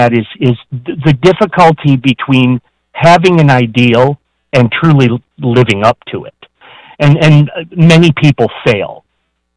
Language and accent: English; Flint, Michigan, United States; I grew up in Flint, and Flint had a very unique kind